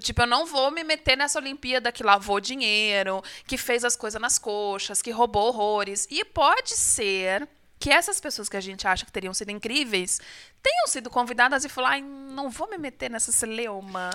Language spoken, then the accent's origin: Portuguese; Brazil; eu sou brasileira